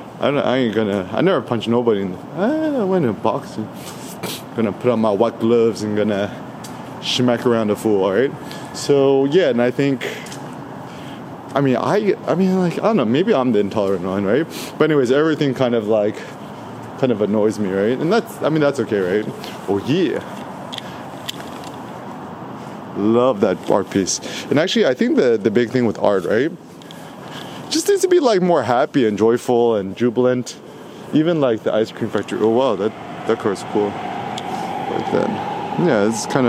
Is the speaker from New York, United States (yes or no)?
no; Bay Area, California, United States; also born or lived in Los Angeles, California; I'm from the Bay Area, I still got my 510 area code